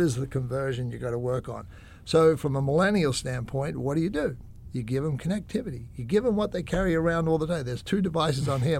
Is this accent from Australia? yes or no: yes; Australia; I'm Aussie